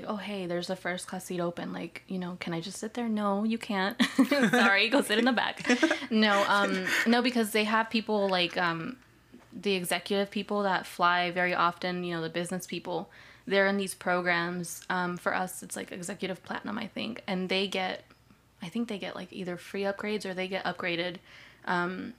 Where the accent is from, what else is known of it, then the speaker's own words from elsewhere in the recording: Mocksville, North Carolina, United States; moved away; also born or lived in California; So I was born in California. I grew up in Mocksville, North Carolina, which is an hour south.